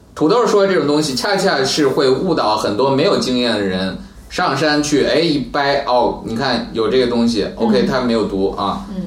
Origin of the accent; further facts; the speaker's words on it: China; 我们中国人